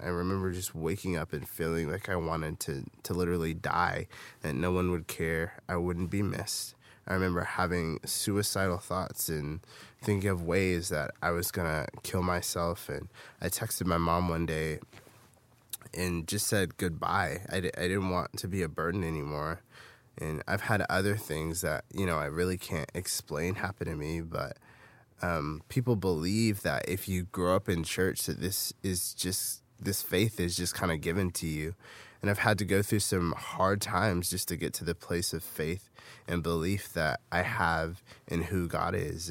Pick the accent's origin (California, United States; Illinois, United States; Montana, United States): California, United States; Fairfield; I grew up in Fairfield, California, in the Bay Area